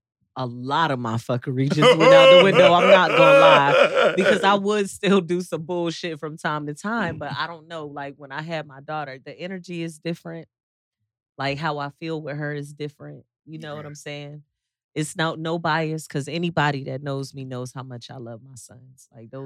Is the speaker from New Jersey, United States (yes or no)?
yes; New Jersey, United States; Yeah, but I'm from Jersey.